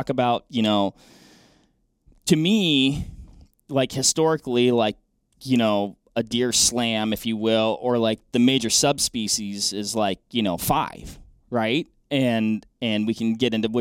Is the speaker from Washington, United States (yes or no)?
yes; Western Washington, United States; My home state is Washington State, so I actually grew up chasing blacktails in Western Washington